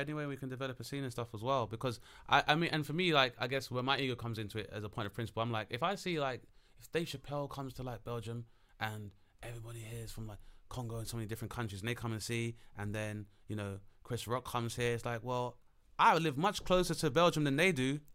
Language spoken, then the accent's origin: English; London, United Kingdom; being as a Londoner